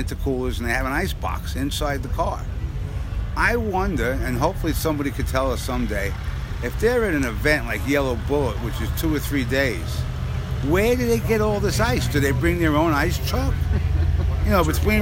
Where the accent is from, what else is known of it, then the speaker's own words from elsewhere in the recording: Long Island, New York, United States; I'm from Long Island